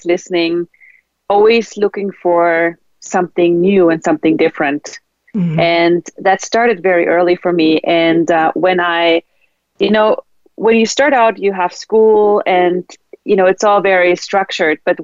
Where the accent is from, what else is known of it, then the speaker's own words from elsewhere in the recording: Austria; English is a second language; moved away as an adult; also born or lived in Sweden; I was brought up in Austria